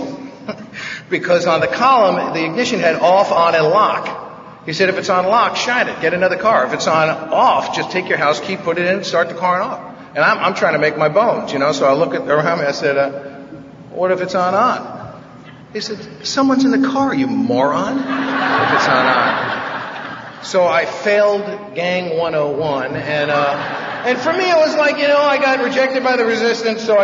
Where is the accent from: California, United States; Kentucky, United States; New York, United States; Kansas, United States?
New York, United States; New York City; now in Van Nuys, United States; I grew up in this nutty house in New York when I was a kid. I'm from the Bronx